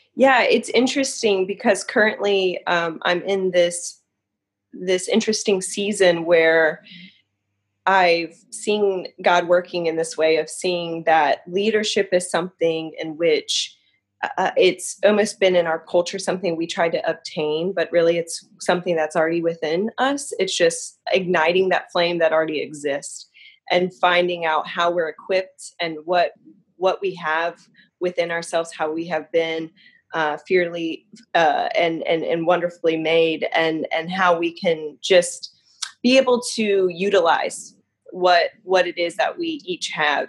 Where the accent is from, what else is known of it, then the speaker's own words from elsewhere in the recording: Newport News, Virginia, United States; now in Yorktown, United States; I was born and raised in Newport News. I actually live in Yorktown, Virginia, currently.